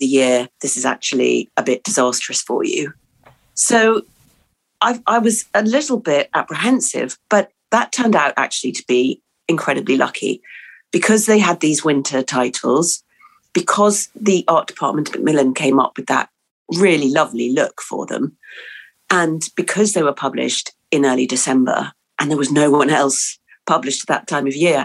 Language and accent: English; England, United Kingdom; born or raised there; also born or lived in New Zealand